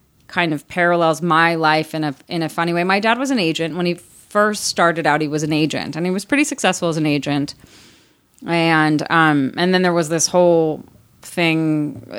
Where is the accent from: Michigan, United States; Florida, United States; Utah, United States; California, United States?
California, United States; Beverly Hills; I grew up in Los Angeles